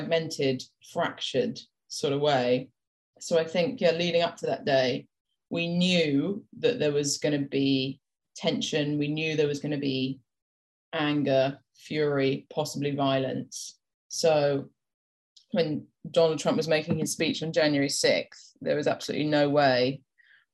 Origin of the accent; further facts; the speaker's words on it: United Kingdom; accent: British; we're British